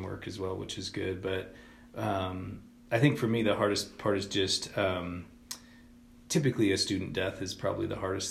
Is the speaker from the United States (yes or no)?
yes; Swink, Colorado, United States; moved away as an adult; also born or lived in Denver, Colorado / Oklahoma; I grew up in a small town in southern Colorado. It's a little town called Swink